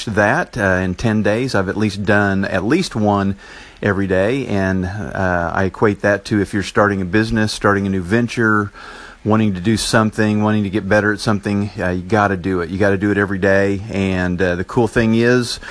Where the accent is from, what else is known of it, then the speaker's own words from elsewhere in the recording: Enid, Oklahoma, United States; accent: Oklahoma; from Enid, Oklahoma. I'm not sure if I have that Oklahoma accent